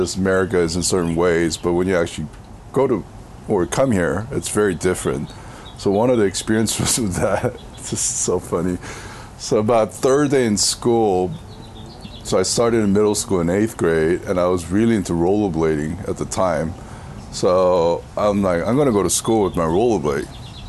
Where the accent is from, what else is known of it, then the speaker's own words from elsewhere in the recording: California, United States; back in the 90s, growing up in Southern California, there was a lot of stuff that was happening.